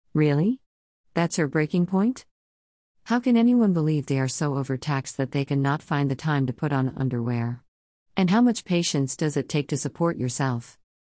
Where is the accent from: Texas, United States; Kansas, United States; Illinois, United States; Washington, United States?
Illinois, United States; Chicago; Growing up on the south side of Chicago